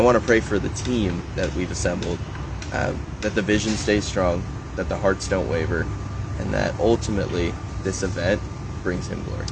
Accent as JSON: {"language": "English", "town": "Los Angeles", "region": "California", "country": "United States", "tie": "born or raised there", "moved": "as an adult", "lives_now": "Oregon, United States", "said": "being an athlete from"}